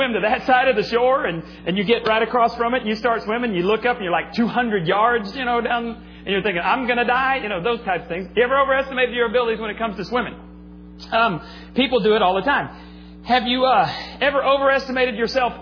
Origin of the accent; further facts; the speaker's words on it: Texas Panhandle, United States; I grew up in the Panhandle of Texas, where we got lots and lots of snow